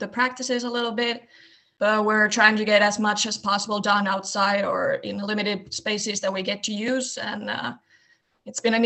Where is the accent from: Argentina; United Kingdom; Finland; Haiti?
Finland; near Lappeenranta, Eastern Finland; I'm originally from Eastern Finland and a small town close to Lappeenranta. And when we were growing up, we did a lot of different sports